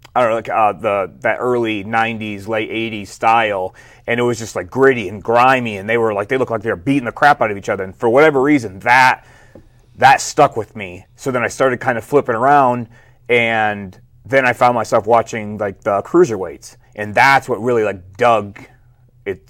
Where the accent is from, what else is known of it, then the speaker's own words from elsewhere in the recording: Flint, Michigan, United States; I was born and raised in Flint, Michigan